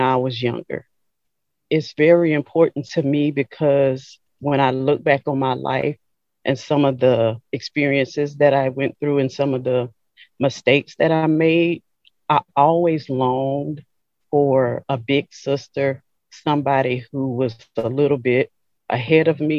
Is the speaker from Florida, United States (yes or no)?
no; Franklinton, Louisiana, United States; now in Hammond, United States; originally from a little small town called Franklinton, Louisiana